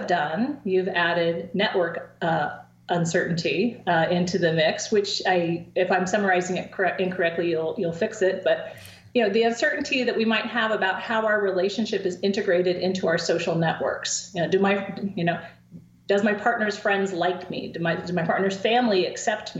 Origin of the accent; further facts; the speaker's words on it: coast of Oregon, United States; now in State College, United States; in my hometown on the coast of Oregon